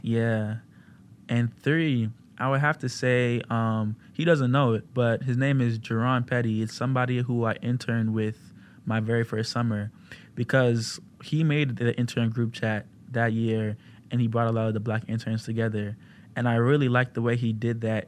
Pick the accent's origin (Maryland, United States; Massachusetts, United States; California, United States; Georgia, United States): Maryland, United States; moved away; I'm from Maryland